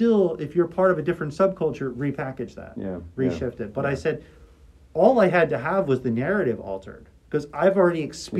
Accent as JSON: {"language": "English", "town": "Philadelphia", "region": "Pennsylvania", "country": "United States", "tie": "born or raised there", "said": "I grew up in Philly."}